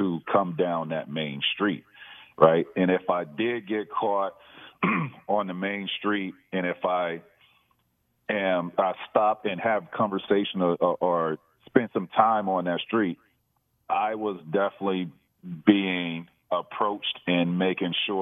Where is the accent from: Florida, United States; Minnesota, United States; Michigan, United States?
Florida, United States; Auburndale; I grew up in Central Florida, which is dead center in between Orlando and Tampa. It's called Arbondale, Florida